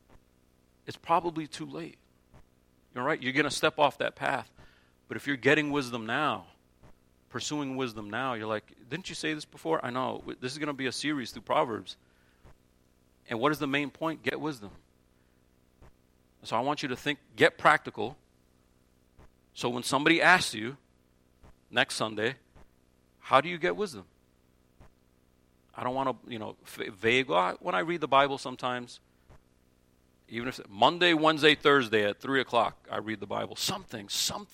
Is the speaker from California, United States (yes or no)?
no; New Jersey, United States; moved away; growing up in Jersey, we had the crookedest sidewalks you've ever seen in your life